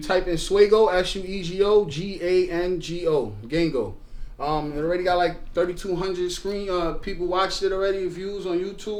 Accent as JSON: {"language": "English", "town": "Brooklyn", "region": "New York", "country": "United States", "tie": "born or raised there", "said": "I'm from Brooklyn. I'm born in Brooklyn."}